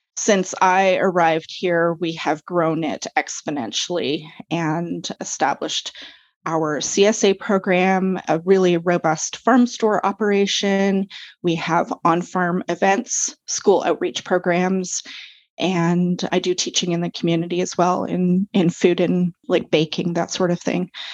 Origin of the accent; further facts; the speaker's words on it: Vancouver, British Columbia, Canada; moved away as an adult; also born or lived in Comox Valley, Vancouver Island; now in Courtenay, Canada; I'm actually originally from Vancouver. That's where I grew up.